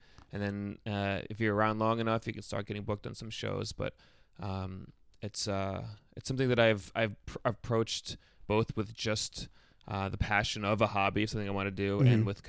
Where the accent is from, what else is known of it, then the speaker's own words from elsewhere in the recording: New York, United States; I grew up upstate. I grew up outside of Albany.